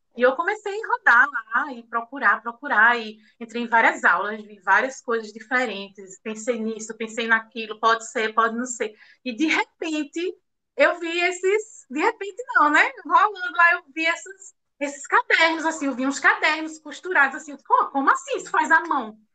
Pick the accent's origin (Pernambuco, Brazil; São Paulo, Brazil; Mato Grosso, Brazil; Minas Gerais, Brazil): Pernambuco, Brazil; Recife; now in Caruaru, Brazil; eu sou de Recife, nasci em Recife, Pernambuco, mas hoje eu moro em Caruaru